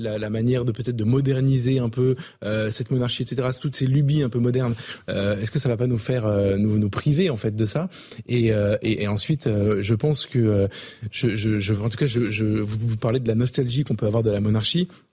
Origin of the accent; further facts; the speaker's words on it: France; je suis français